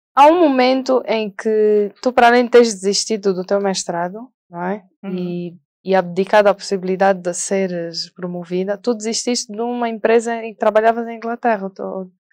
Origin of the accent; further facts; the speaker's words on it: Angola; moved away; also born or lived in England; eu quero voltar para Angola e ajudar a reconstruir o meu país